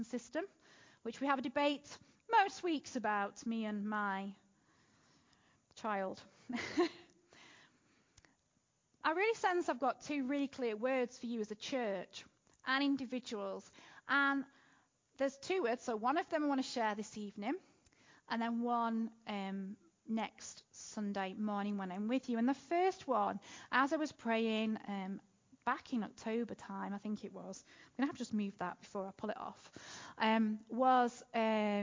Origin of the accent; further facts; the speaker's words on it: Manchester, North West England, United Kingdom; moved away as an adult; also born or lived in Derby; I appreciate my accent is a little weird. I grew up in North Manchester.